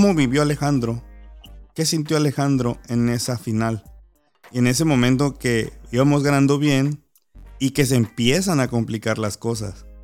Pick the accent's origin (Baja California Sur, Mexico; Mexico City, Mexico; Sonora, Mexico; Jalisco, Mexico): Baja California Sur, Mexico; Los Cabos; soy de Los Cabos